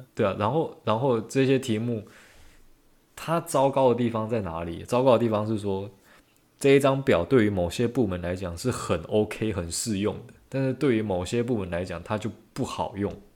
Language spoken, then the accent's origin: Chinese; Taiwan; 我原来是台湾人